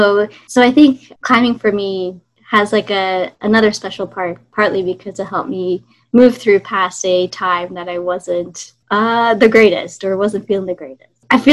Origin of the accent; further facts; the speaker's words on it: Singapore; born there; also born or lived in Australia / Canada / United States; I was born in Singapore, lived in Australia, lived in Canada and the States.